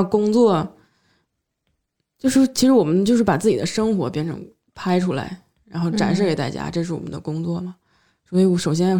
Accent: Northeast China, China; accent: Northeastern Mandarin; 就我们东北话就没有什么说道

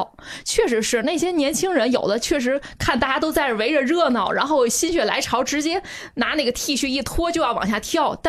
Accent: Tianjin, China; 就是为什么咱们天津人觉得这有什么可火的？确实是从小到大，至少我爸爸，你想到现在几十年的历史，这个在海河边游泳或什么的

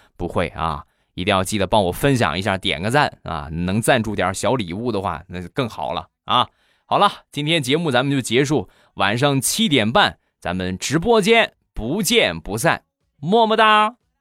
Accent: Rizhao, Shandong, China; 我们家乡的特产日照绿茶

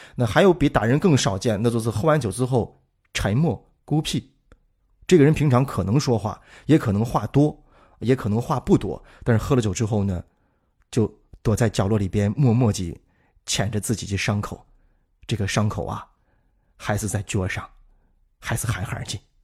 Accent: Shaanxi, China; accent: Shaanxi Mandarin; 用咱们陕西话做成一个字，抠

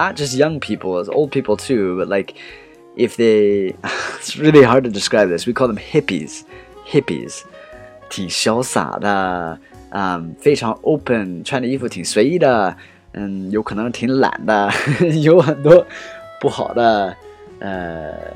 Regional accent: United States; moved away as an adult; now in China; right now I'm back in America

